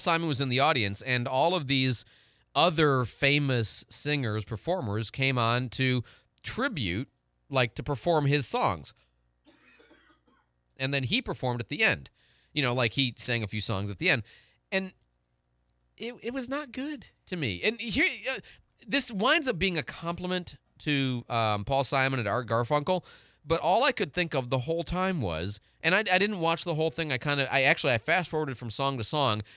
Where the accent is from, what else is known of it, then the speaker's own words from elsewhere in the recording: Illinois, United States; I'm from Illinois